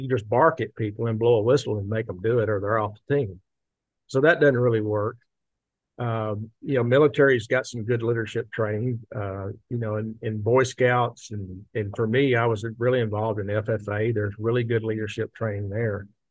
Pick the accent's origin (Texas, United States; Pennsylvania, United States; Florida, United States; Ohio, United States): Texas, United States; Tyler; we, we grew up in around Tyler, Texas